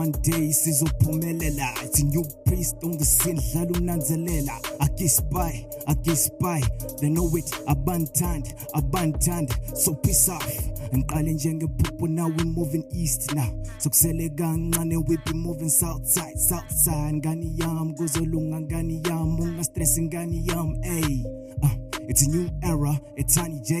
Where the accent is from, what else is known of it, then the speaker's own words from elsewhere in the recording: Norton, Mashonaland West, Zimbabwe; I'm from Norton.